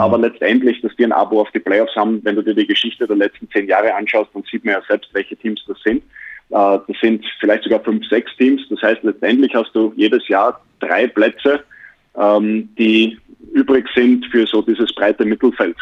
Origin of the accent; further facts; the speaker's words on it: Austria; now in Bayreuth, Germany; als Österreicher